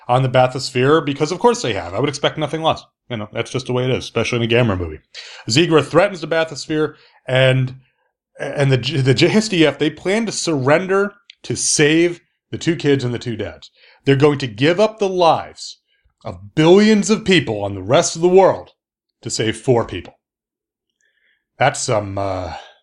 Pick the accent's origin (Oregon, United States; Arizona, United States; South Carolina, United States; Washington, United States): South Carolina, United States; I'm from South Carolina